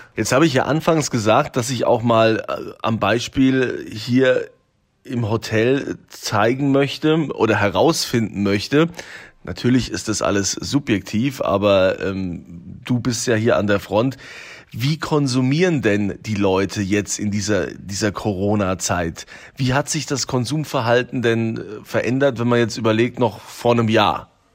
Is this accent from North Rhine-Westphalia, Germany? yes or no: no; Rhineland-Palatinate, Germany; bei uns in Deutschland, in Rheinland-Pfalz, wir haben ja unfassbar tolle Weinanbaugebiete